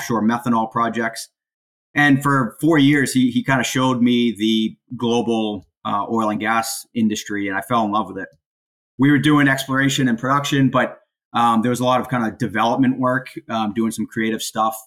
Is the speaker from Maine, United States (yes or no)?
yes; Portland, Maine, United States; also born or lived in Fort Hood, Texas / Sanford, Maine; born and raised in Portland, Maine. So been in Maine my entire life